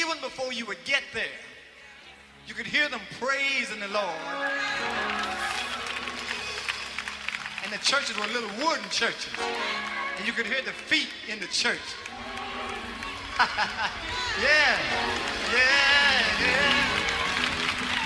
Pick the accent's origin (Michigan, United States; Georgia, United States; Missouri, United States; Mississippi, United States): Mississippi, United States; I'm from Mississippi